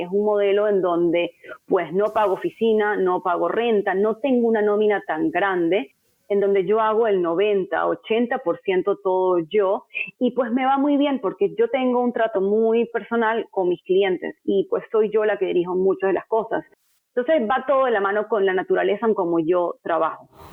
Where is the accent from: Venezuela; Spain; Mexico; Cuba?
Venezuela; moved away as an adult; now in United States; llegué a este país con ese network meramente por ser venezolana